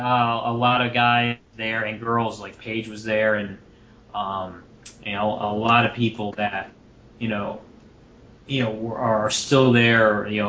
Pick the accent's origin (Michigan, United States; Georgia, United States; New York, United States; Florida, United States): Florida, United States; Tampa; I'm from Tampa, Florida